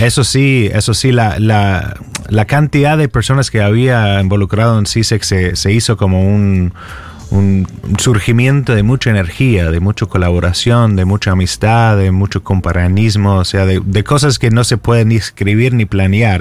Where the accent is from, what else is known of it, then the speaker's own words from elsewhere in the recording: Texas, United States; Spanish is a second language; moved away as an adult; also born or lived in California; now in Buenos Aires, Argentina; yo soy texano